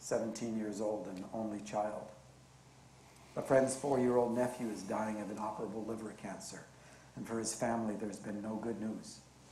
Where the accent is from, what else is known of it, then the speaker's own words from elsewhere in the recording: Canada; born there; But I was born Canadian, and I love being Canadian